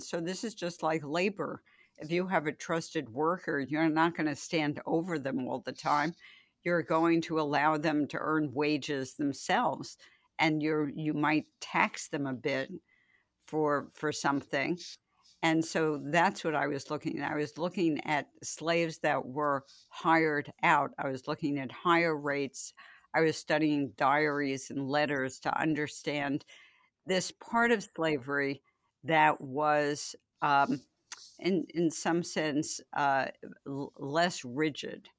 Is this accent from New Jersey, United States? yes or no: no; New York City, New York, United States; I grew up in the Bronx